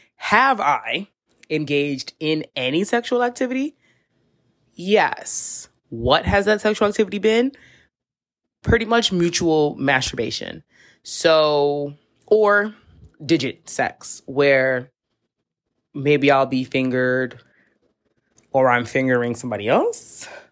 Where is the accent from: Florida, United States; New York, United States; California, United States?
New York, United States; New York City; I live in a metropolitan city. I'm from New York City